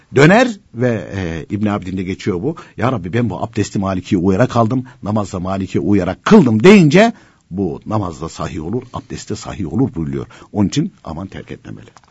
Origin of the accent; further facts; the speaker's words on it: Konya, Turkey; Ben de Konyalıyım